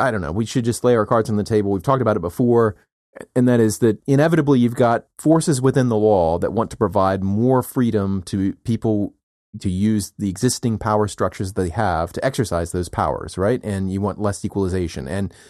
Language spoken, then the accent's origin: English; United States; And as we know, I'm an American and I'm entitled to my opinion.